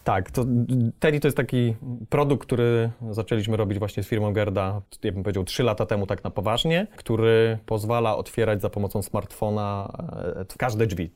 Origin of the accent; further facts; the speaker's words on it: Przemyśl, Subcarpathian Voivodeship, Poland; moved away as an adult; now in Warsaw, Poland; ja przyjechałem z Przemyśla